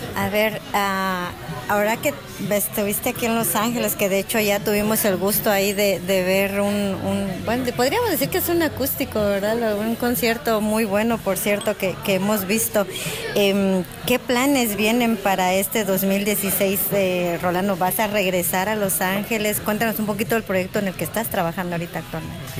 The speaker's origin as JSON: {"language": "Spanish", "country": "Guatemala", "moved": "yes", "said": "nosotros como guatemaltecos"}